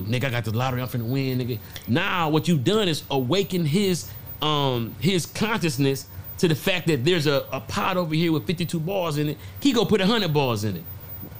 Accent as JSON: {"language": "English", "town": "Detroit", "region": "Michigan", "country": "United States", "said": "I'm from Detroit, bro."}